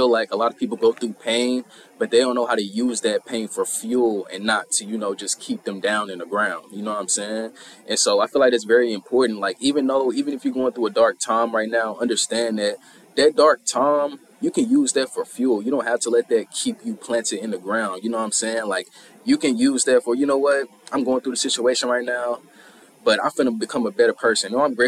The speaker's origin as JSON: {"language": "English", "town": "St. Louis", "region": "Missouri", "country": "United States", "said": "We both from St. Sir. Louis. You know what I'm saying? What part of St. Louis you from? I'm from Bay, man. Yes, sir. Hey, I'm from the South Side."}